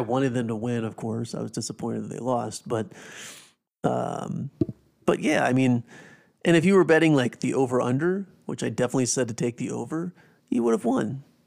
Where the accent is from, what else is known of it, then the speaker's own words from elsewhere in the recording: South Carolina, United States; growing up in the Carolinas, not really big N F L fans because being from South Carolina